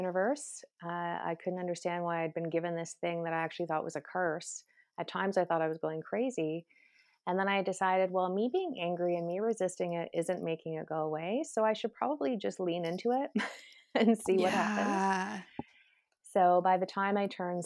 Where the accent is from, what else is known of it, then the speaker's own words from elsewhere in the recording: Canada; I'm Canadian